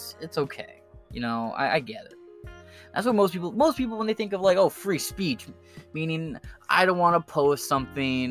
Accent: United States; us Americans

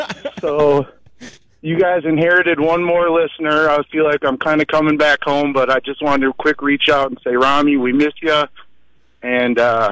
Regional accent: Minneapolis, Minnesota, United States; now in Tulsa, United States; I'm a Vikings fan and I'm from Minneapolis.

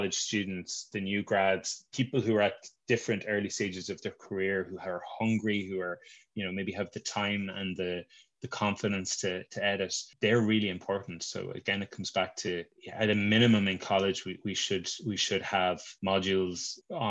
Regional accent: Tipperary, Munster, Ireland; I'm from Tipperary.

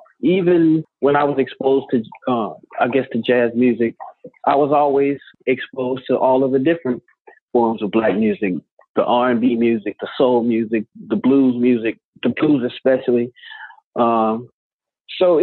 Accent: East St. Louis, Illinois, United States; also born or lived in Chicago, Illinois; I was born in Chicago and I grew up in East St. Louis, which is in Illinois

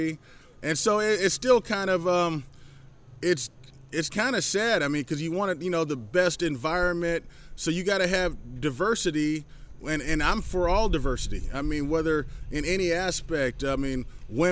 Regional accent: San Jose, California, United States; also born or lived in Arizona; where I grew up in San Jose, California

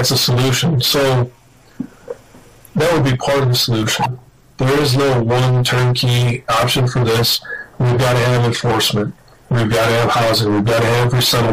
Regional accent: Midwest, United States; moved away as an adult; I grew up in the Midwest

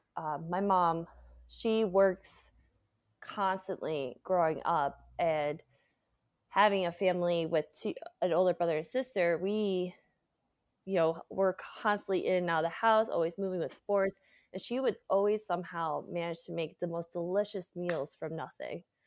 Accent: Connecticut, United States; moved away as an adult; also born or lived in Hyde Park, New York; now in San Francisco, United States; I grew up in Connecticut originally

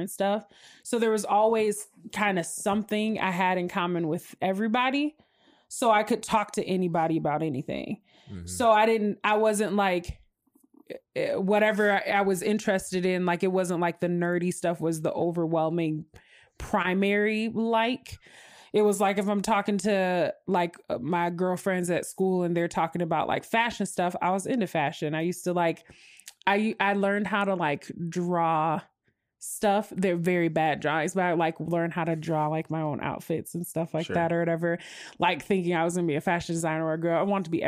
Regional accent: Midwest, United States; accent: Midwestern twang; I get like a little bit more of that Midwestern twang

